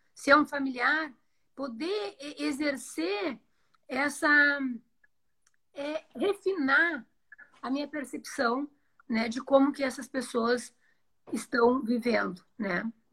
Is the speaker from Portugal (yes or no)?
no; Rio Grande do Sul, Brazil; moved away as an adult; now in Joinville, Brazil; eu sou do Rio Grande do Sul, fiz minha formação lá, mas já moro em Joinville tem 18 anos.